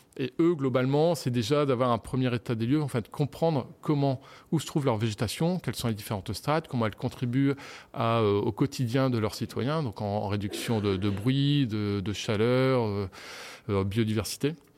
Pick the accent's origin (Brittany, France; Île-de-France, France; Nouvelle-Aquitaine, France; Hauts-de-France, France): Hauts-de-France, France; Lille; moved away; je suis de, je suis de, de Lille, des environs de Lille.